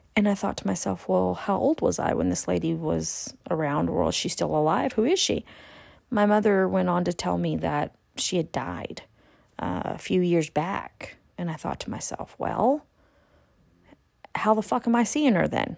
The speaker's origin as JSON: {"language": "English", "region": "California", "country": "United States", "tie": "born or raised there", "also_born_or_lived": "Texas", "moved": "yes", "said": "I was raised in California for many years. almost twenty years, actually. I was living in California since a very, very young age"}